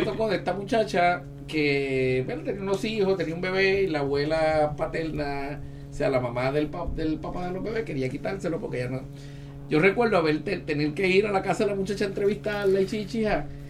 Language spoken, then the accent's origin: Spanish; Ponce, Puerto Rico; Yo soy de la playa de Ponce